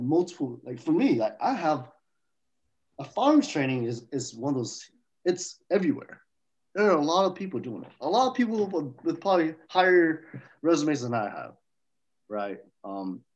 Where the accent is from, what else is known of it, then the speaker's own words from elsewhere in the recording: Fairfield, California, United States; also born or lived in Oakland, California; I went to school in Fairfield. So I grew up in Fairfield and Oakland area.